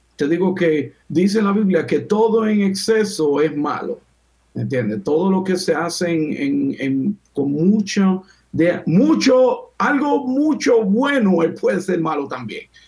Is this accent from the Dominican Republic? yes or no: yes; Dominican Republic; now in United States; yo vengo de República Dominicana